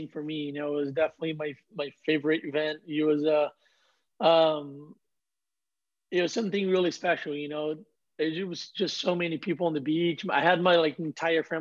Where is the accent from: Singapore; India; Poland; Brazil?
Brazil; Ubatuba, São Paulo; I was the next one from my hometown